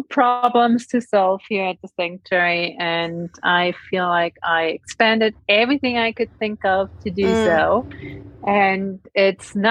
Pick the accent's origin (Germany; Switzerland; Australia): Germany; moved away as an adult; now in United States; I'm from Europe, from Germany.